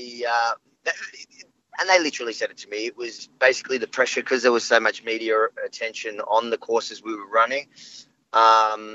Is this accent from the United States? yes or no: no; Melbourne, Victoria, Australia; also born or lived in Israel / Sydney; I was born the night we moved from Sydney to Melbourne.